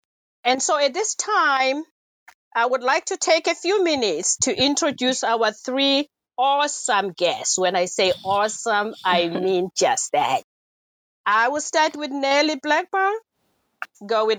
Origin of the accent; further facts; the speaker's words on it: South Africa; moved away as an adult; also born or lived in St. Louis, Missouri / Philadelphia; now in United States; I was born and raised in South Africa